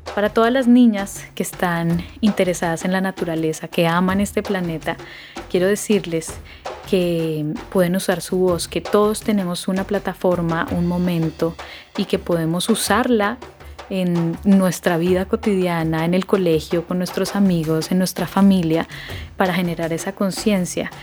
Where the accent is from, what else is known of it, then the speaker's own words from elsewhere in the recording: Colombia; soy colombiana